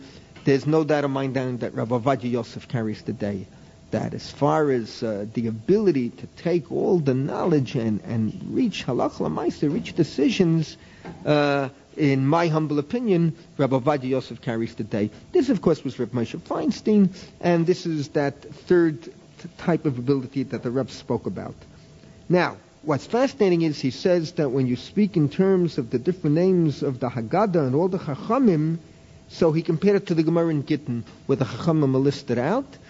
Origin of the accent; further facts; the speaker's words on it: New York City, New York, United States; moved away; I grew up in New York City